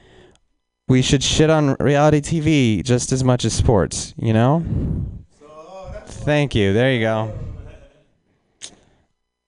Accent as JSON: {"language": "English", "town": "Reno", "region": "Nevada", "country": "United States", "said": "I'm from Reno"}